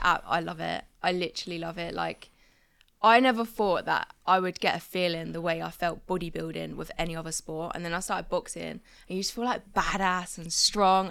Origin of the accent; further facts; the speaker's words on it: Crawley, South East England, United Kingdom; moved away as an adult; now in near Birmingham, United Kingdom; I was brought up in a little small town called Crawley